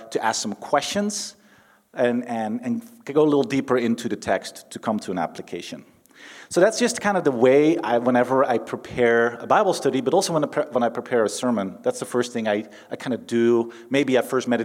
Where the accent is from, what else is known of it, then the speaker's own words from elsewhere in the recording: Netherlands; moved away; I'm from the Netherlands